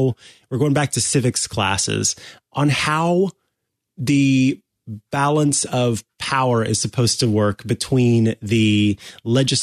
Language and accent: English; Missouri, United States; it's my home state